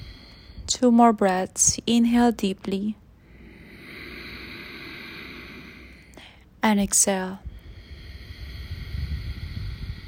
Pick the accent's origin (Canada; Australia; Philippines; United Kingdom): Philippines; I'm from the Philippines